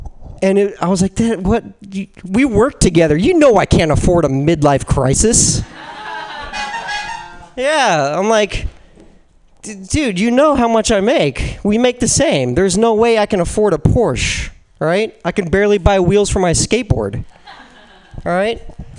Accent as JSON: {"language": "English", "country": "Philippines", "said": "Yeah, I'm Filipino."}